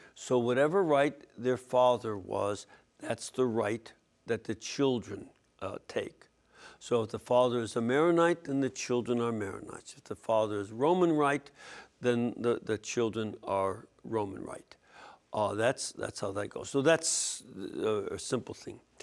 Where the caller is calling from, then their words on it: Michigan, United States; I am calling from Michigan